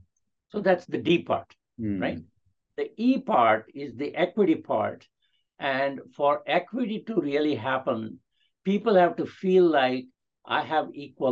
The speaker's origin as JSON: {"language": "English", "country": "India", "second_language": "English", "said": "do I feel included even though I'm an Indian, even though I have an accent, even though I am 80 years old or whatever, right?"}